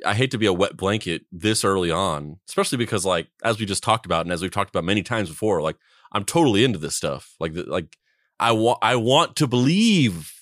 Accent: Roswell, New Mexico, United States; growing up or living in Roswell, New Mexico

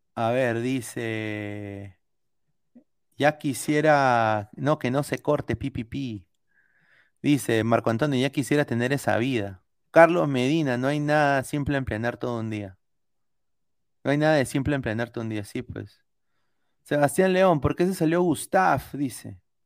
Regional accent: Peru; now in United States; yo culturalmente no soy americano, soy peruano

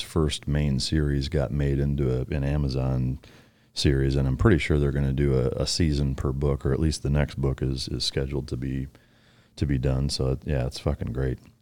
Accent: Iowa, United States; growing up in Iowa

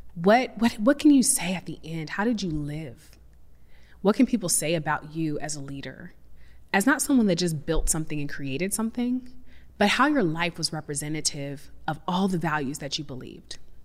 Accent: Seattle, Washington, United States; I'm from Seattle, so I definitely grew up in this, like, hippie granola, we compost and recycle

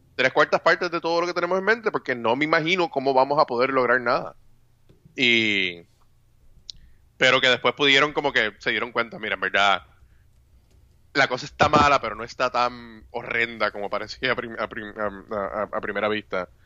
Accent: Puerto Rico; como mal puertorriqueño, no tomo café

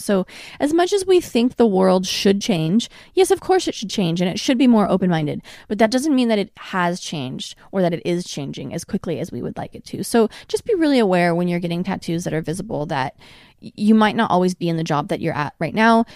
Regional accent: Portland, Oregon, United States; now in Los Angeles, United States; I was raised in Portland, which is a very liberal, open-minded city

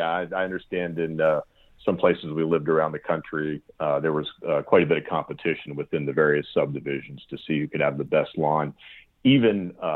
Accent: Pennsylvania, United States; Well, I had the great fortune or blessing of growing up in Pennsylvania, in South Central Pennsylvania.

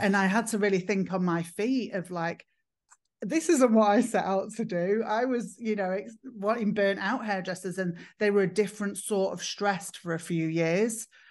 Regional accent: Manchester, North West England, United Kingdom; I'm from England. I'm from the north of England. I'm from Manchester

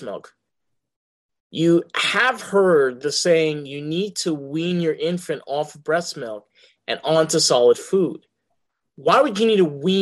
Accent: New York, United States; accent: New York; my New York accent

